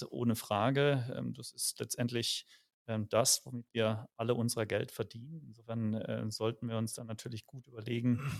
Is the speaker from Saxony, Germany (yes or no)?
no; Speyer, Rhineland-Palatinate, Germany; now in Munich, Germany; komme ursprünglich gar nicht aus München, sondern aus Speyer am Rhein